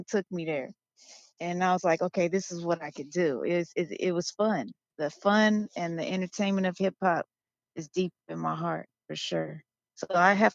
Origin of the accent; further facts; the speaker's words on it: Los Angeles, California, United States; I'm from Los Angeles and California, and born and raised